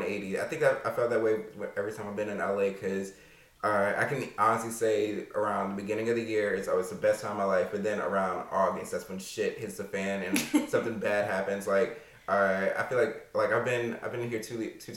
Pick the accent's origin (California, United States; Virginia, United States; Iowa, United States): Virginia, United States; Alexandria; I grew up in Alexandria, Virginia.